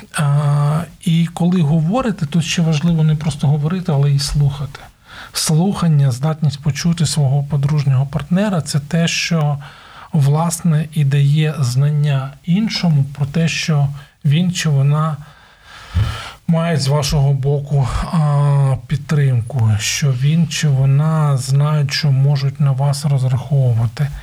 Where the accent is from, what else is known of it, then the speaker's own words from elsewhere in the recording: Ukraine; У нас в Україні кажуть